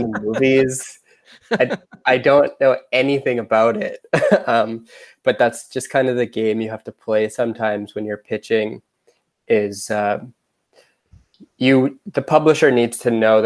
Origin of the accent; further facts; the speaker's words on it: Canada; I'm from Canada